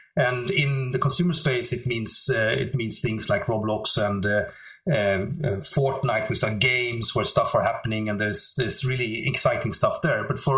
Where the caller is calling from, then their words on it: Stockholm, Stockholm County, Sweden; I'm calling you from Stockholm, which is not that sunny. It's in Sweden, so cold and windy.